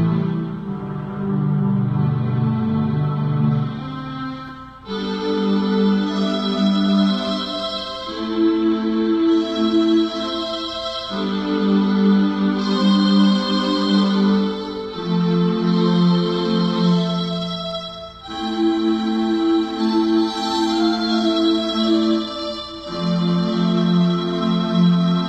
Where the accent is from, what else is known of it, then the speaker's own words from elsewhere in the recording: Michigan, United States; I am from Michigan